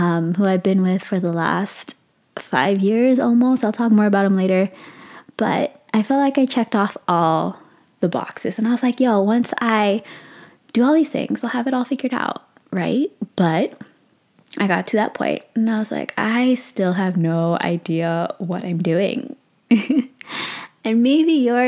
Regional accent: San Francisco Bay Area, California, United States; I am 23 years old and I'm from the San Francisco Bay Area

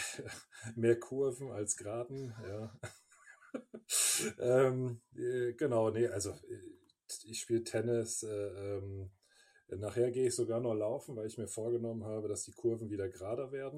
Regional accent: Bonn, North Rhine-Westphalia, Germany; moved away as an adult; also born or lived in Cologne; now in Munich, Germany; ich bin aber in Bonn geboren

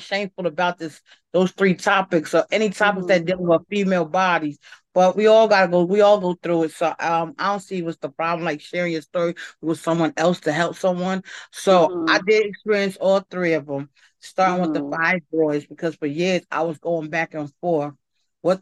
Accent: Paterson, New Jersey, United States; Born and raised in Patterson.

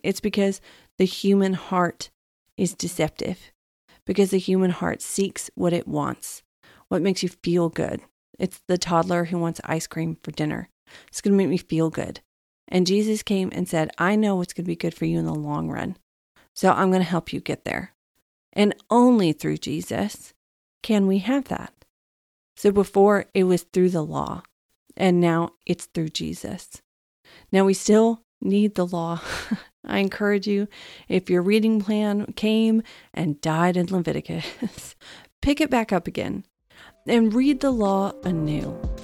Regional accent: Texas, United States; I'm from Texas

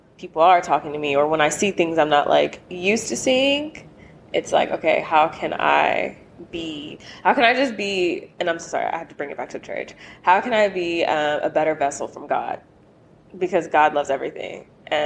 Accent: the South, United States; now in Los Angeles, United States; I'm from the South and I'm Black

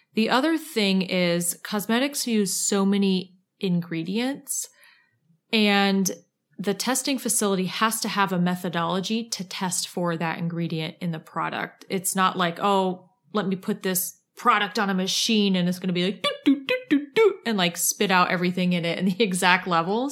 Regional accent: Ohio, United States; I'm from Ohio

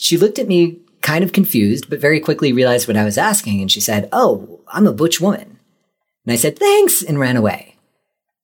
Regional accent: Santa Fe, New Mexico, United States; moved away as an adult; I grew up in Santa Fe, New Mexico

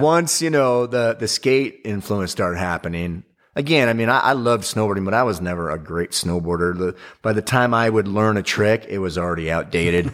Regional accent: Big Bear Lake, California, United States; also born or lived in Orange County, California; I grew up in Big Bear Lake, but I moved down to Orange County when I was, uh, early in my teens, and then I went back up to Big Bear Lake

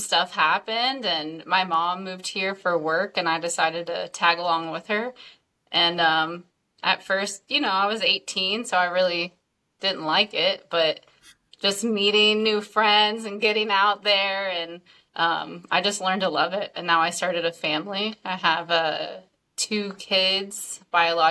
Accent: Kissimmee, Florida, United States; moved away as an adult; also born or lived in St. Cloud, Florida; now in Panama City Beach, United States; I grew up in Central Florida, like Kissimmee, St. Cloud, Disney World area

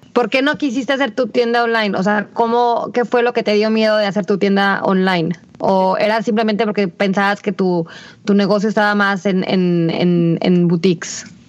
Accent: Aguascalientes, Mexico; somos de Aguascalientes

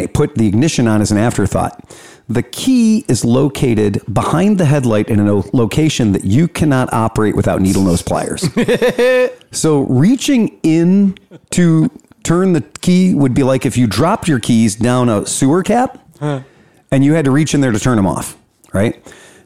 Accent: Cleveland, Ohio, United States; from Cleveland

